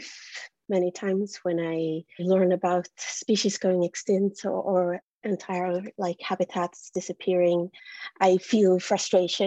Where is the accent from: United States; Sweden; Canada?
Sweden; I'm from Sweden